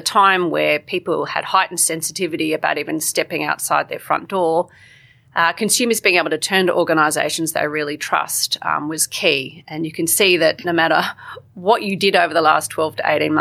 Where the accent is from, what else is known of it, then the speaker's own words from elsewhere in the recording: Canberra, Australian Capital Territory, Australia; I grew up in Canberra